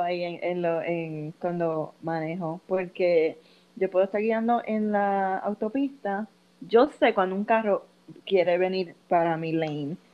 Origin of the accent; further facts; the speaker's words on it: Puerto Rico; now in Massachusetts, United States; nosotros somos de Puerto Rico